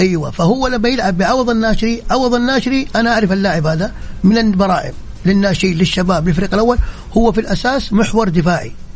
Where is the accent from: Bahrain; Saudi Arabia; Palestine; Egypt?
Saudi Arabia; كلنا كسعوديين